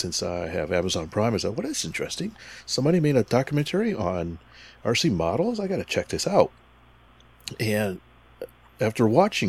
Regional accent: Connecticut, United States; moved away; also born or lived in East Hartford / New Britain; I actually grew up in Connecticut.

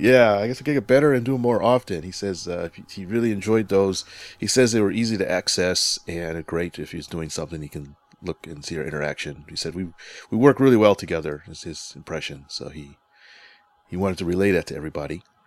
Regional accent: Connecticut, United States; moved away; Connecticut's my home state. I'm up there every once in a while for visiting family

